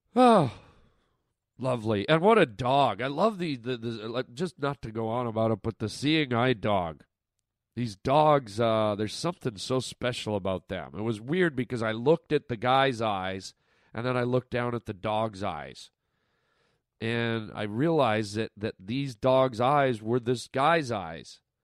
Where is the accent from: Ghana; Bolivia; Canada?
Canada; now in United States; all my Canadian friends listening right now, my fi- my fellow countrymen and women